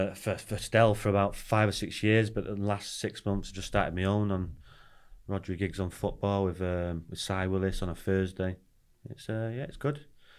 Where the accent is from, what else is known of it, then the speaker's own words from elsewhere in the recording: Wales, United Kingdom; So he likes to talk about Cardiff, and obviously we're Welsh, so we talk about Wales coming up.